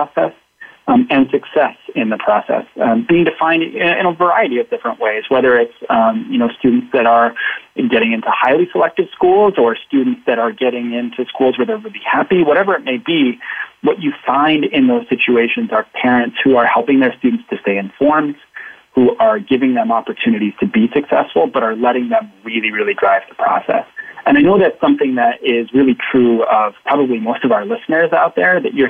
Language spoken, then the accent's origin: English; Arizona, United States; I grew up in Arizona